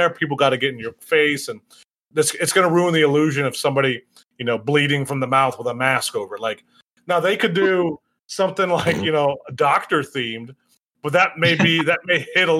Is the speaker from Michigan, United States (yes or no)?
yes; Michigan, United States; Mark knows. I'm from Michigan. Michigan's the same fucking way.